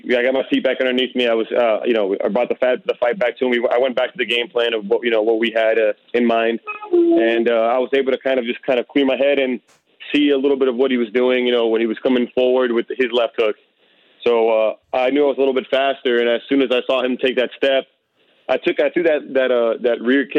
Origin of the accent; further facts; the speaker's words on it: South Florida, United States; I'm originally from South Florida, and I started training when I was 15 years old